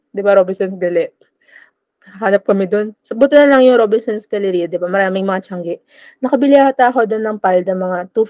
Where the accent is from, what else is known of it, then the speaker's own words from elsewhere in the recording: Philippines; Hindi ako taga Metro Manila. Isa po akong probinsyana.